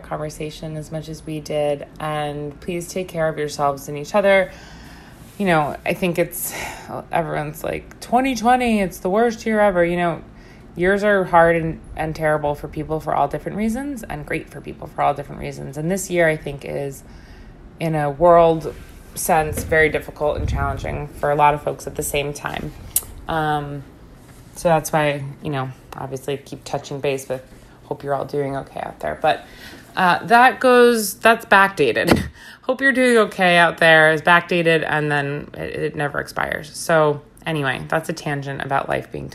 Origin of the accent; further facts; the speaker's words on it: Long Island, New York, United States; also born or lived in Brooklyn; now in New York City, United States; Bobby is a lifelong Long Islander, as am